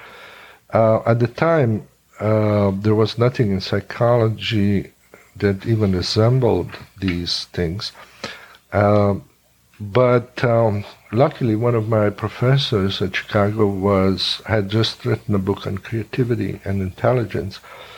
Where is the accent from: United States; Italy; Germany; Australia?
Italy; born there; also born or lived in Hungary; I was born actually in Italy, but we kept going back quite often to Hungary.